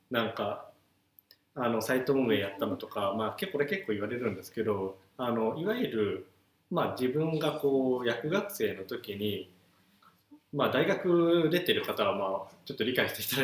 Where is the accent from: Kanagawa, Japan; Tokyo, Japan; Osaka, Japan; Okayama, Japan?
Okayama, Japan; moved away as an adult; also born or lived in Shimane Prefecture; ずっと岡山にいて大学も岡山で